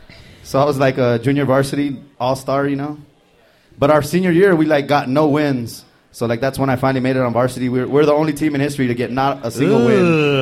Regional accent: Texas, United States; I'm from Texas.

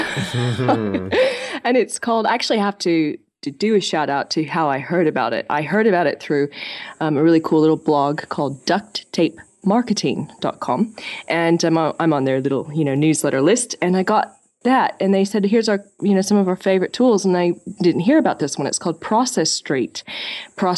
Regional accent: California, United States; moved away as an adult; now in Sydney, Australia; I'm originally from California

